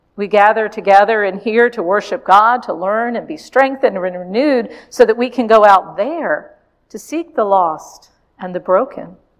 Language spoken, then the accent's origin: English; Richmond, Virginia, United States; my hometown of Richmond, Virginia.